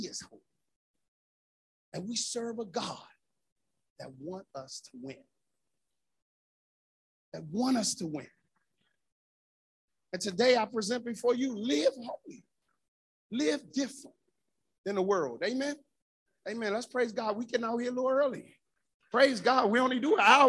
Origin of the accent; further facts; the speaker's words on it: Washington, District of Columbia, United States; as a young boy growing up in Northeast and right around the corner from the Washington Coliseum.